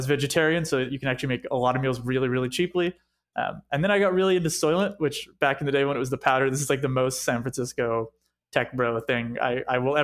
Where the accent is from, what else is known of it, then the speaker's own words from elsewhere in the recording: Montreal, Quebec, Canada; moved away; coming and growing up in Montreal